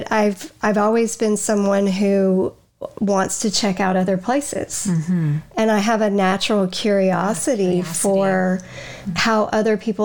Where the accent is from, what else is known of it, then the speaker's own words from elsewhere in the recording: Huntsville, Alabama, United States; moved away as an adult; now in North Carolina, United States; We're going back to Huntsville, Alabama.